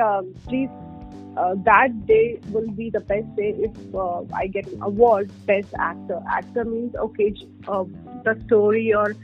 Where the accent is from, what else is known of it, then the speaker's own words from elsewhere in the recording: India; being Indian